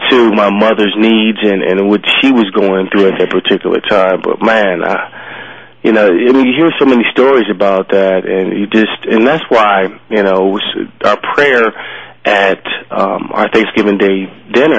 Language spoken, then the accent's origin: English; Philadelphia, Pennsylvania, United States; we grew up in Philadelphia, my sister